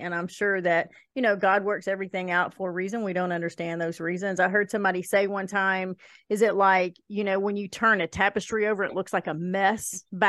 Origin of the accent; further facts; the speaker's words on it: Kentucky, United States; I'm from Kentucky, so I'm a Southerner.